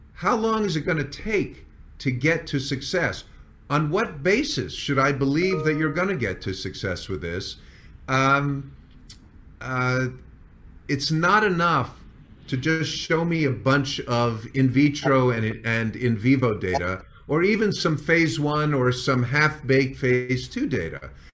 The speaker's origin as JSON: {"language": "English", "region": "New York", "country": "United States", "tie": "born or raised there", "also_born_or_lived": "San Diego / Las Vegas", "moved": "as an adult", "said": "moved to New York. This is my hometown"}